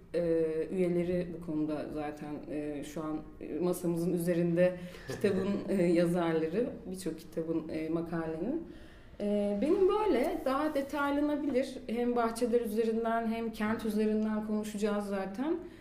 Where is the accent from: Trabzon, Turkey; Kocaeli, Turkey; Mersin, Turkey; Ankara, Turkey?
Mersin, Turkey; moved away as an adult; also born or lived in Istanbul